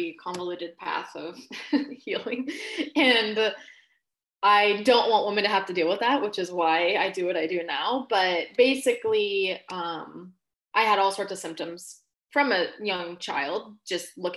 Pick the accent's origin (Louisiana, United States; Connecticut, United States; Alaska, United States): Alaska, United States; also born or lived in Washington State; now in Washington, United States; I was born and raised in Alaska